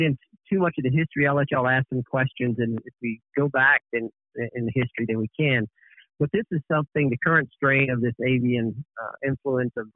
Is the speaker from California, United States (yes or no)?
no; Calhoun County, Mississippi, United States; moved away; I grew up in Calhoun County